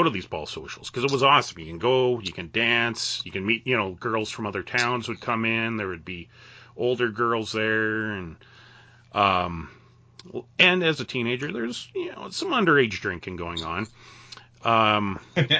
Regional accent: Western Canada, Canada; born or raised there

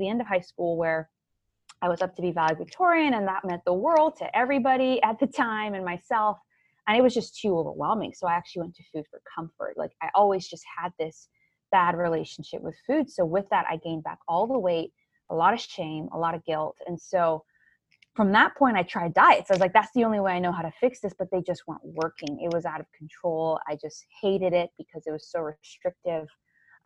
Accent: Cayman Islands; moved away as an adult; also born or lived in Tampa, Florida; So I grew up in the Cayman Islands. That's where I'm from. That's where I was born and raised.

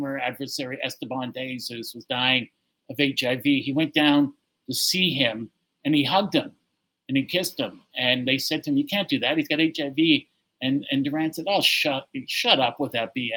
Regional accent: Toronto, Ontario, Canada; I said I was from Toronto

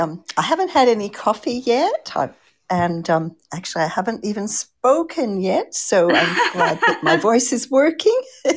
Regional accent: Canada; also born or lived in Australia; I'm a Canadian-Australian children's author.

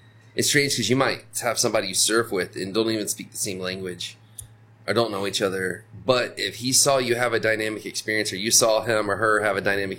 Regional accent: Florida, United States; now in Nosara, Costa Rica; I'm from Florida and then I moved here

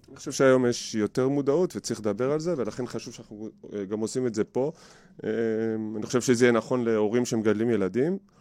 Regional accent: Givatayim, Tel Aviv District, Israel; בגבעתיים, גדלתי בגבעתיים

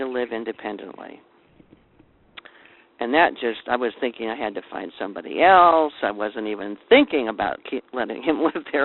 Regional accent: Silver Lake, United States; the little community where we grew up in Silver Lake

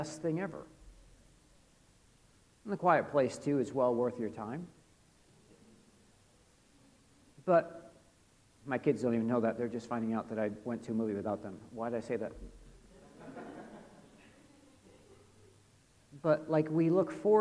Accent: United States; I'm an American

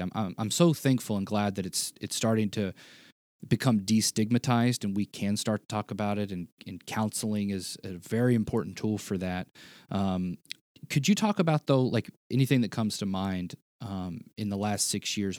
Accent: the South, United States; I was a kid and I grew up in the South

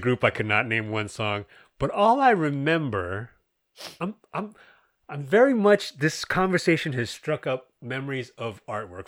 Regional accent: United States

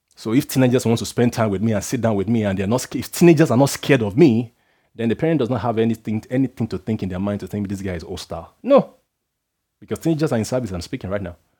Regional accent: Nigeria; I'm a Nigerian guy. I come from a background where they are, you're asked to respect elders and stuff like

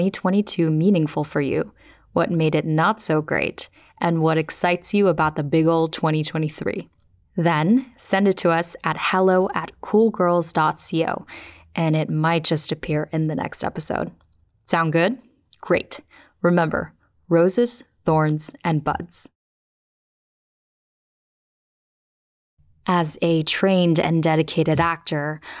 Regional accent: Philippines; now in United States; In my home country of the Philippines

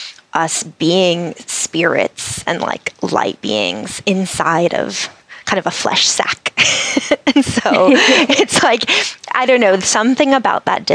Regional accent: New England, United States; I grew up in New England

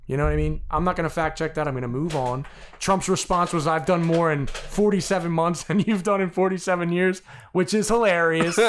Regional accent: United States; I'm an American

